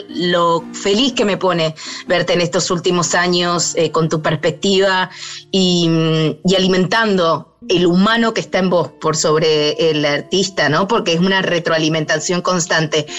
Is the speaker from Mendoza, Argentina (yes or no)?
yes; Mendoza, Argentina; moved away as an adult; also born or lived in Buenos Aires; Yo soy de Mendoza